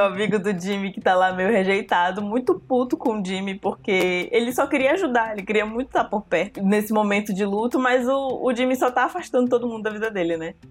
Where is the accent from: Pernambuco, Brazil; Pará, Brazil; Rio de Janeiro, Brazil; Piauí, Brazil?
Pará, Brazil; Santarém; moved away as an adult; also born or lived in Belém; Quando eu saí de Santarém para vir para Belém fazer faculdade